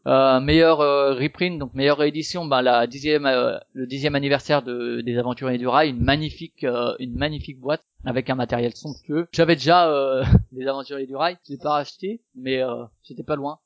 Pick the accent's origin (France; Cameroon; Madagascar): France; Strasbourg, Grand Est; je suis de Strasbourg